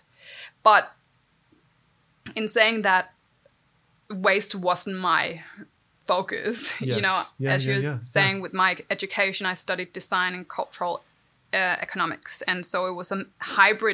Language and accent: English; Denmark; moved away; I grew up in Denmark